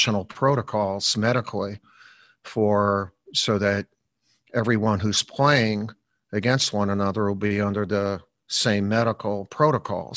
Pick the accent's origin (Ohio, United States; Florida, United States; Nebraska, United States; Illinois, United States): Illinois, United States; Chicago; when I was growing up in Chicago, we lived on in a Columbus Park schoolyard.